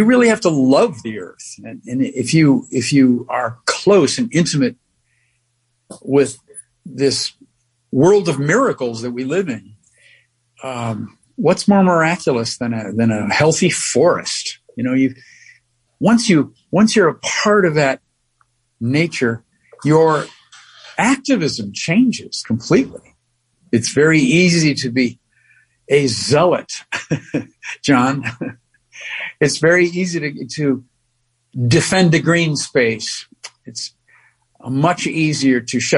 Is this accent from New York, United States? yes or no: yes; New York City, New York, United States; being a New Yorker